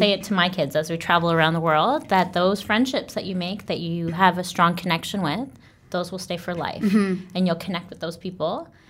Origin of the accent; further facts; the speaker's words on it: Mississauga, Ontario, Canada; moved away as an adult; also born or lived in China; now in South Korea; born with a British passport, mm-hmm. but obviously born in Canada, born and raised in Canada.